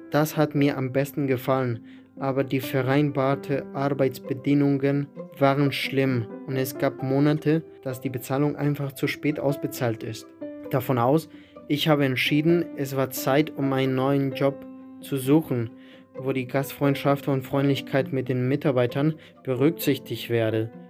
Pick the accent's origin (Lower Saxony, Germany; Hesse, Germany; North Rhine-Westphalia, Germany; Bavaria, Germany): Lower Saxony, Germany; Lüneburg; also born or lived in Wolfsburg; now in Hamburg, Germany; Ich bin Einzelkind, der in Wolfsburg geboren ist, aber in Lüneburg aufgewachsen. Meine Eltern wohnen noch in Lüneburg, mit der Idee nach Wolfsburg zurückzugehen.